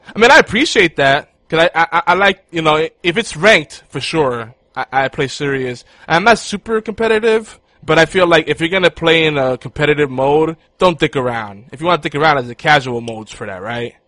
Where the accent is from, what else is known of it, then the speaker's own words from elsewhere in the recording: New York City, New York, United States; moved away; I grew up there, so I, I'm always gonna love New York City